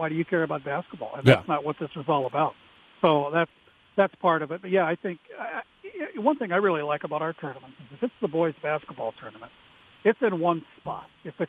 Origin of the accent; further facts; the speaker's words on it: Minnesota, United States; And I'm really proud to say I'm from Minnesota because all these other states, they always want to know what's Minnesota doing